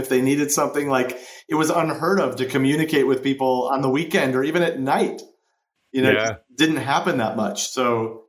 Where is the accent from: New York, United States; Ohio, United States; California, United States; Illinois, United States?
Illinois, United States; Chicago; moved away as an adult; also born or lived in Los Angeles; I grew up in Chicago